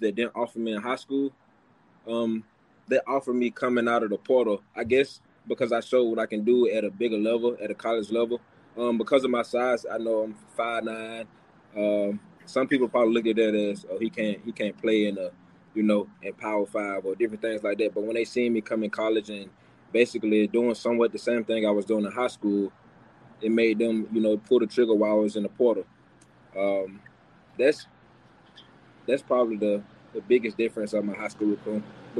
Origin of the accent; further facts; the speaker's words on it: Birmingham, Alabama, United States; I'm from Birmingham